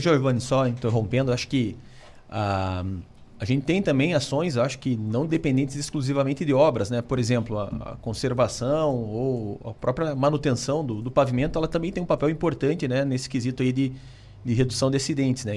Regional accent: Curitiba, Paraná, Brazil; sou aqui de Curitiba

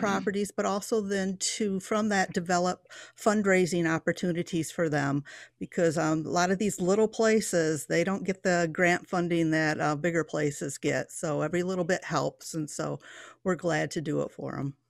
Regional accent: Coopersville, Michigan, United States; now in Harvard, Illinois, United States; I was born and bred in Polston Township, um, Coopersville, Michigan

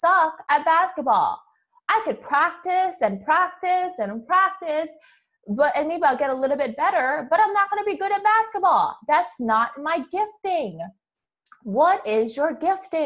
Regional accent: Hawaii, United States; moved away; I'm from Hawaii

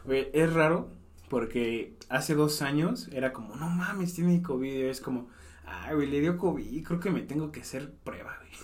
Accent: Mexico City, Mexico; moved away

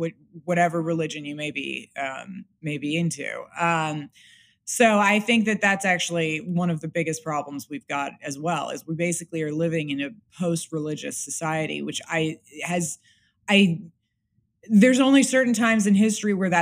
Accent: Los Angeles, California, United States; moved away; I'm from Los Angeles specifically. I'm from like Bel Air and Beverly Hills.

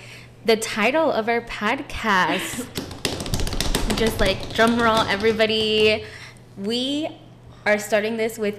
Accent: San Antonio, Texas, United States; we're from San Antonio

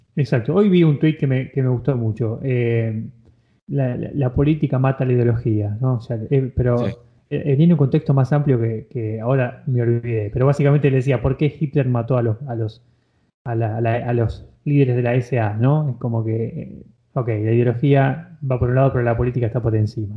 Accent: Argentina; yo como argentino

